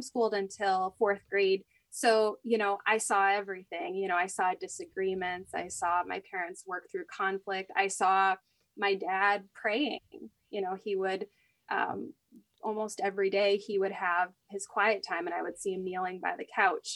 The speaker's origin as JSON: {"language": "English", "region": "Maine", "country": "United States", "also_born_or_lived": "Russia / Georgia", "moved": "as an adult", "lives_now": "New York, United States", "said": "I'm originally from Maine"}